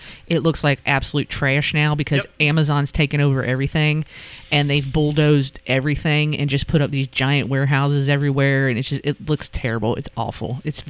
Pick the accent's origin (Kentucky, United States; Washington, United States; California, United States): Kentucky, United States; Boone County; moved away; growing up in Boone County